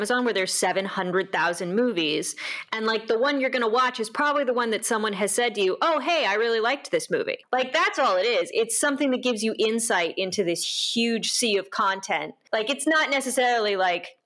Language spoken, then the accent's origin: English; Santa Rosa, California, United States; my hometown, which is always in Santa Rosa, California, and around Sonoma County